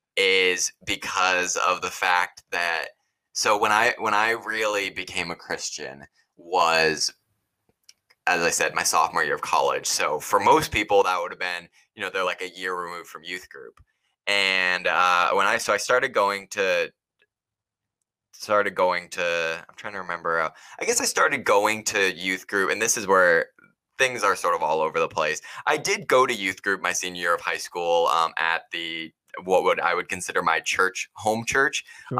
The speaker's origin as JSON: {"language": "English", "area": "Cape Cod", "region": "Massachusetts", "country": "United States", "tie": "born or raised there", "said": "I grew up on Cape Cod, Massachusetts"}